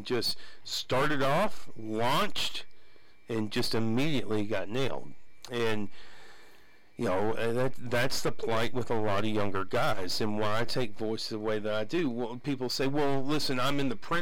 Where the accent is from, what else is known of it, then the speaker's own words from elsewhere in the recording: Abernathy, Texas, United States; growing up as I did in Abernathy